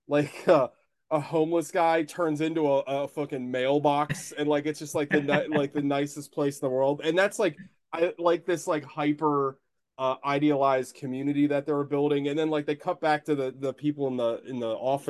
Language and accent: English; United States; as an American